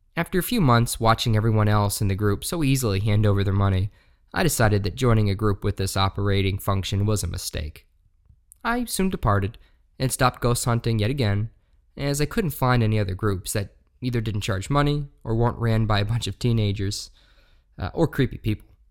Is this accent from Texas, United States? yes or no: no; Shepherdstown, West Virginia, United States; moved away as an adult; now in Appleton, United States; I grew up in Shepherdstown, West Virginia, most of my life